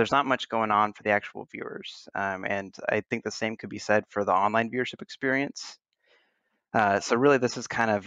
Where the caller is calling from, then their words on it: San Antonio, Texas, United States; also born or lived in Orange County, California; I'm calling from San Antonio, Texas